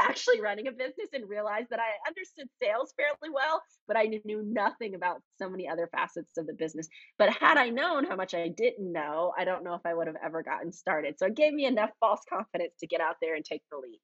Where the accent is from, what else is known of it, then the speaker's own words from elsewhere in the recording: Fayetteville, North Carolina, United States; runs a small trucking company in my hometown of Fayetteville, North Carolina